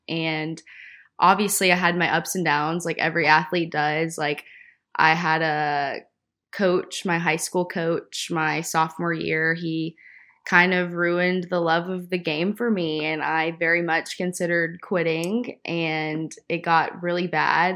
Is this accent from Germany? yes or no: no; Nashville, Tennessee, United States; I am originally from Nashville. I was born and raised in the suburbs